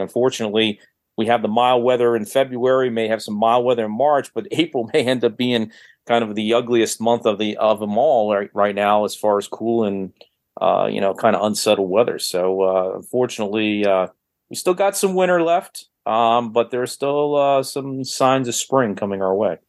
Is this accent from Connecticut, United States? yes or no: yes; Connecticut, United States; moved away; growing up in Connecticut